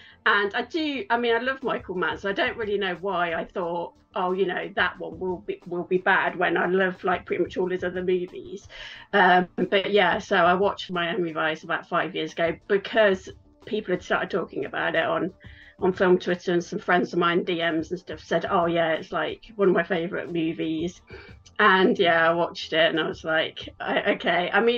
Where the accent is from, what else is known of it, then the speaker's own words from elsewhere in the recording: West Midlands, United Kingdom; now in Los Angeles, United States; So I'm from England, which you can probably tell. I'm from the Midlands in England, quite close to where Shakespeare is from. But I've lived in LA for over 6 years now.